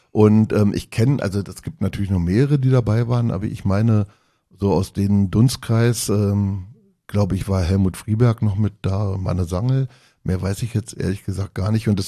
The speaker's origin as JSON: {"language": "German", "region": "Berlin", "country": "Germany", "said": "Mein Vater ist im Wedding geboren und ähm, auch gebürtiger Berliner gewesen. Also wir sind jetzt schon in der dritten Generation Berliner."}